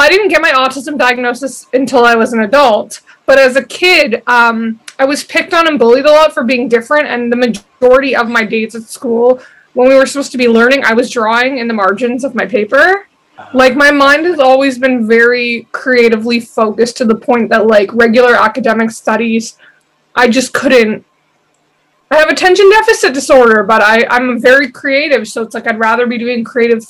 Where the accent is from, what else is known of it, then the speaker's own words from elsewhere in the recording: Vancouver, British Columbia, Canada; I basically grew up in the exact same area